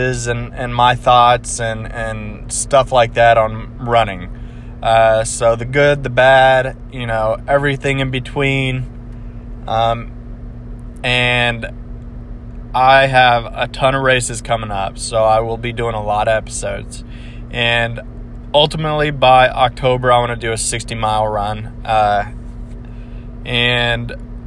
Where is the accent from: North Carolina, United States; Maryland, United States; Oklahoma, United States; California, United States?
Oklahoma, United States; Broken Arrow; I am a runner from Broken Arrow, Oklahoma, which is right next to Tulsa